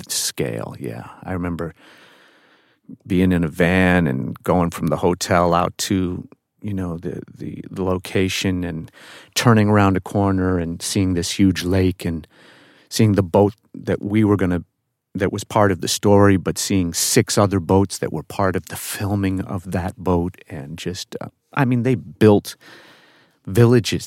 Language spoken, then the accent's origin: English; New York, United States; I'm from New York